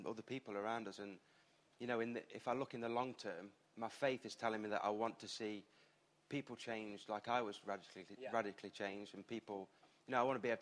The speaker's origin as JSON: {"language": "English", "town": "Eastwood", "region": "East Midlands", "country": "United Kingdom", "said": "I'm from Eastwood, which is a bit quite far."}